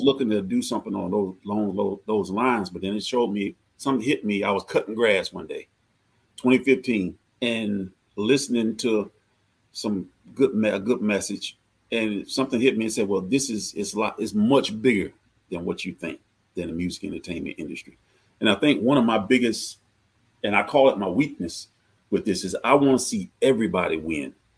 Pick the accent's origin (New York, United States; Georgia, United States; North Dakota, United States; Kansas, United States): Georgia, United States; I'm from Georgia